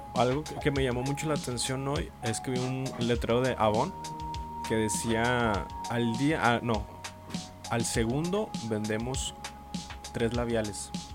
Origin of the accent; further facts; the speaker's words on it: Monterrey, Nuevo León, Mexico; nosotros que somos regiomontanos